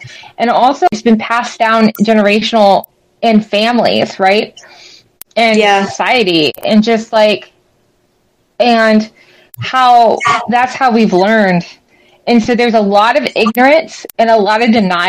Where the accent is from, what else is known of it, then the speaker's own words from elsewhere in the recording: South Texas, United States; I was raised in South Texas